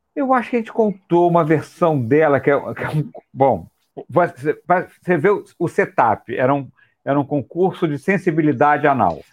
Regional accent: Rio de Janeiro, Brazil; nós cariocas

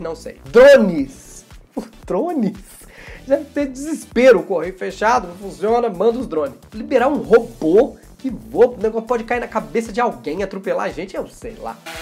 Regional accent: Minas Gerais, Brazil; Eu sou mineiro

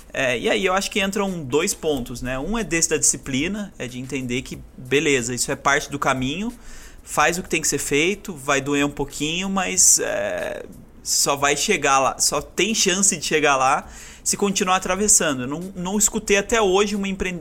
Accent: Aparecida, São Paulo, Brazil; moved away; also born or lived in Santa Catarina; Eu sou nascido em Aparecida

